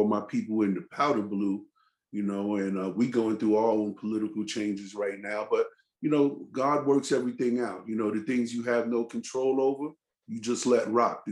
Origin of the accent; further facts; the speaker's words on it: New York City, New York, United States; I'm an original South Bronx B-boy kid